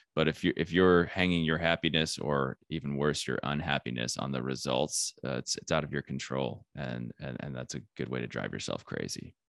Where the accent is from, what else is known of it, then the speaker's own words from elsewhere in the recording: Flagstaff, Arizona, United States; I am from Flagstaff, Arizona, which is a small town